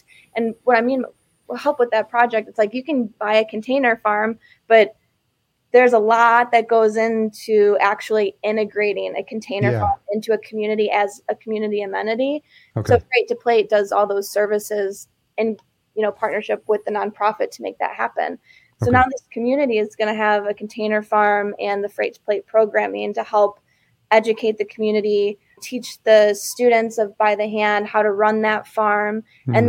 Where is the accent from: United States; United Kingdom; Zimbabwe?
United States; Chicago, Illinois; moved away as an adult; also born or lived in Austin, Texas; I grew up in Chicago. So born and raised in Chicago, and I moved to Texas in 2011.